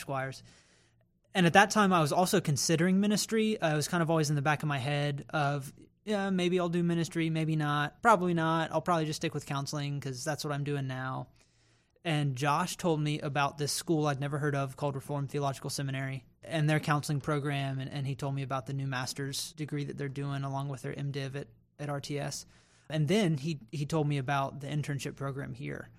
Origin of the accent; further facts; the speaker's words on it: Raleigh, North Carolina, United States; moved away as an adult; now in Columbia, United States; I grew up in Raleigh, North Carolina, the capital city of North Carolina